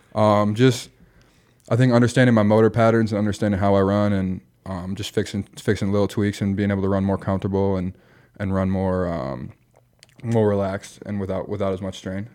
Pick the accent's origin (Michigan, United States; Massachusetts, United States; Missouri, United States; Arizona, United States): Michigan, United States; moved away as an adult; also born or lived in Iowa / Nebraska; I grew up in Michigan, went to a F C S school in, in Iowa